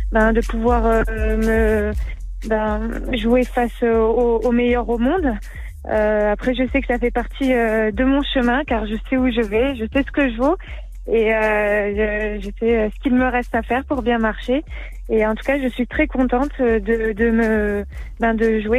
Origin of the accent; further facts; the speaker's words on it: Strasbourg, Grand Est, France; Ce qu'il y a, c'est que là, je viens de, je viens de Strasbourg